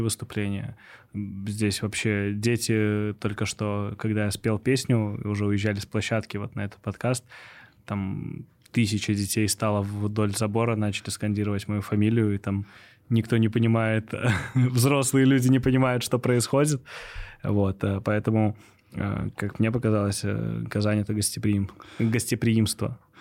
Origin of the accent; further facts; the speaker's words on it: Minsk, Belarus; also born or lived in Moscow, Russia; я сам из Минска